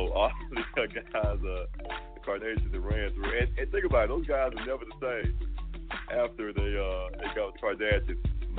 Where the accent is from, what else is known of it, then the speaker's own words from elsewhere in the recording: Canada; I'm Canadian. So, Canadians are a little different. A little bit weird.